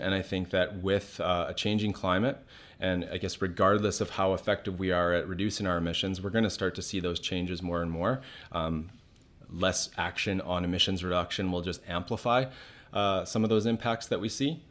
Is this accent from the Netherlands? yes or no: no; West Kelowna, British Columbia, Canada; my friends who I grew up with in West Kelowna